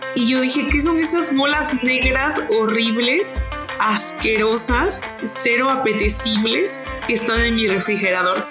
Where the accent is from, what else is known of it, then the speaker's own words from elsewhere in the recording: Mexico; somos los mexicanos